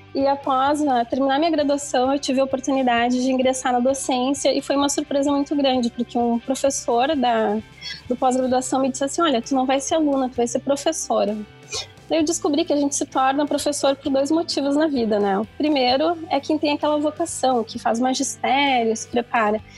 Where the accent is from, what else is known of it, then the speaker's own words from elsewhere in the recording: interior of Rio Grande do Sul, Brazil; venho de uma região do interior do Rio Grande do Sul, uma cidade que eu brinco que é muito grande, chamada Sapedanga